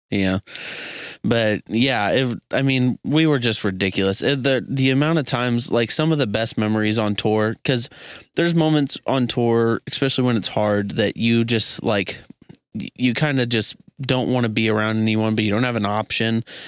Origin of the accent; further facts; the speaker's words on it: Missouri, United States; being from Missouri specifically it's not like we're from Hollywood or Chicago